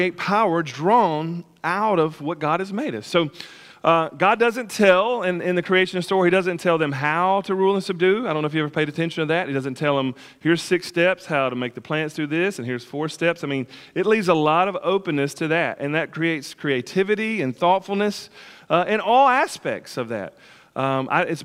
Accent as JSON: {"language": "English", "country": "United States", "tie": "born or raised there", "said": "growing up on the Tennessee River"}